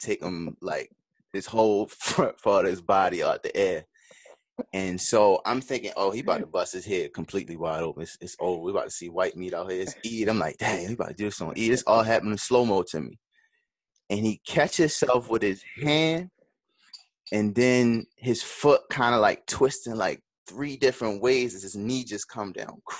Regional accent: Baltimore, Maryland, United States; I'm from the West

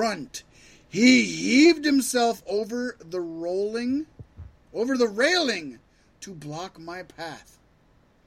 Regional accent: Virginia Beach, Virginia, United States; Richmond, Virginia is really close to my hometown of Virginia Beach

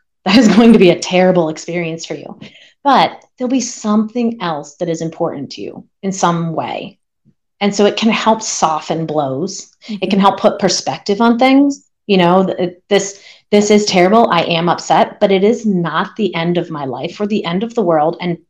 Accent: Pennsylvania, United States; I grew up in Pennsylvania, and growing up more on the East Coast, there were just so many options of where you could train

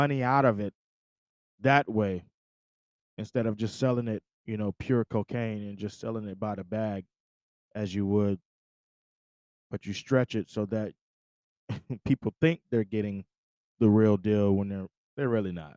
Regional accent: Syracuse, New York, United States; I grew up in Syracuse, New York

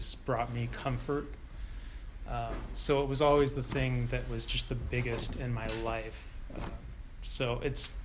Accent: San Ramon, California, United States; also born or lived in Oakland, California; I was born in Oakland and, you know, had friends there, and then moved to San Ramon, where I had no friends

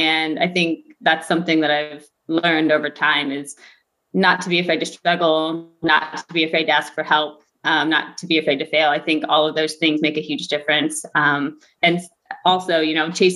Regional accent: Logansport, Indiana, United States; I grew up in Logansport, Indiana, with my parents and my sister.

